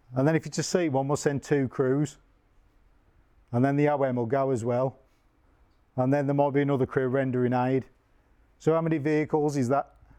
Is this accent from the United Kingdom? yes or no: yes; Tipton, West Midlands, United Kingdom; I am from Tipton.